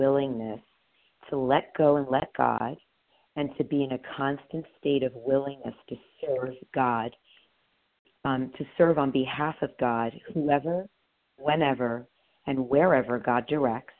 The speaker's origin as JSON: {"language": "English", "town": "New York City", "region": "New York", "country": "United States", "tie": "born or raised there", "moved": "yes", "lives_now": "Santa Monica, United States", "said": "I grew up in Queens."}